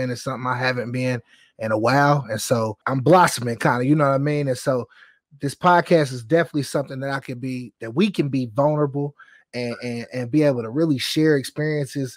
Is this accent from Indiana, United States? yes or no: yes; Indianapolis, Indiana, United States; moved away as an adult; also born or lived in Birmingham, Alabama; I'm from Indianapolis, Indiana, born and raised